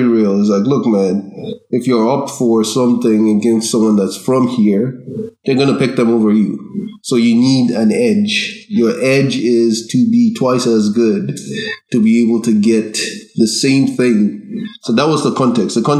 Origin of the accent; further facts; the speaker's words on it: Nigeria; also born or lived in Ireland; now in Canada; growing up in Nigeria, you don't really, you're not aware of your differentness